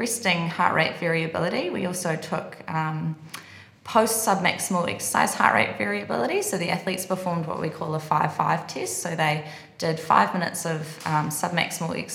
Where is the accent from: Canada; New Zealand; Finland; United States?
New Zealand; moved away as an adult; Kiwi, I'm from New Zealand